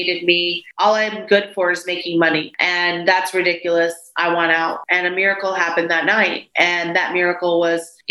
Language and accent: English; Texas, United States; also born or lived in Waco, Texas; now in St. Petersburg, United States; I'm my mom's only child born in America, first child born in America. My brothers were born in Colombia and I'm a Texan